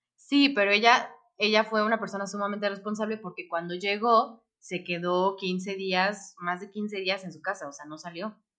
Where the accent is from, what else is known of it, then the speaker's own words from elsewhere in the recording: Mexico; como mexicana